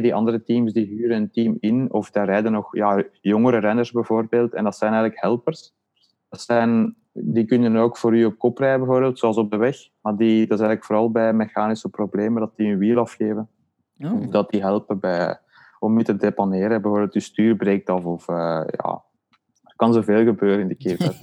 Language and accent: Dutch; Leuven, Flanders, Belgium; ik woon eigenlijk ook niet veel meer in Leuven, maar we zijn wel allebei van Leuven afkomstig